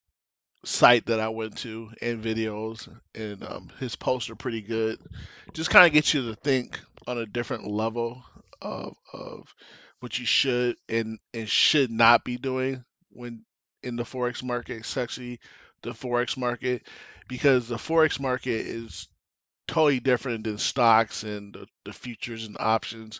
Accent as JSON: {"language": "English", "town": "Lansing", "region": "Michigan", "country": "United States", "tie": "born or raised there", "also_born_or_lived": "Detroit, Michigan", "moved": "as an adult", "lives_now": "Arizona, United States", "said": "I was born and raised in Lansing, moved to Detroit in 98"}